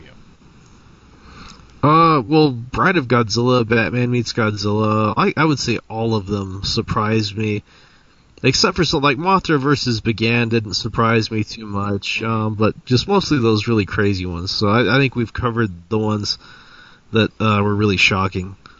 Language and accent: English; Roswell, New Mexico, United States; I'm from Roswell, where the aliens crashed.